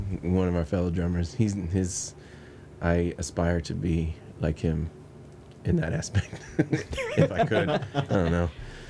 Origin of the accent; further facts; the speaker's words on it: San Diego, California, United States; I grew up in Paradise Hills